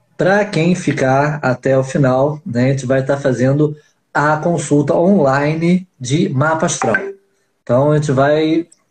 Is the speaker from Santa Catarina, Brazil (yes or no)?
no; Rio de Janeiro, Brazil; nós somos cariocas pouco típicos, né? Somos cariocas pontuais